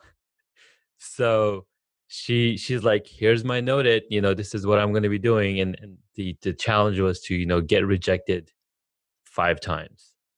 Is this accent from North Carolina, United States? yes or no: no; Southern California, United States; moved away; also born or lived in Denver; I'm from California, Southern California